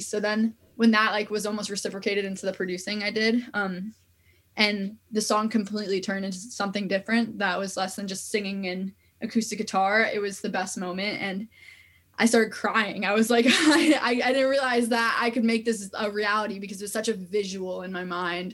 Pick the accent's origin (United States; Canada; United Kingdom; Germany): United States; New York area; I'm from New York area